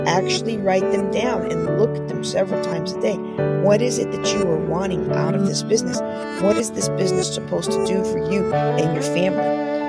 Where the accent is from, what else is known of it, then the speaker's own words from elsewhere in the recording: Japan; also born or lived in Wilkes-Barre / Germany / United States; I was born in Wilkes-Barre, PA, but most of my childhood was spent in Japan and Germany.